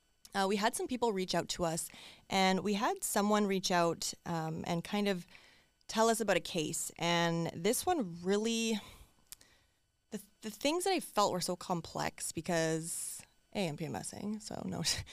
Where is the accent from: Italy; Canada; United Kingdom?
Canada; as a daughter, as like a Canadian especially, this one, like I was astonished the fact that I hadn't heard about this case.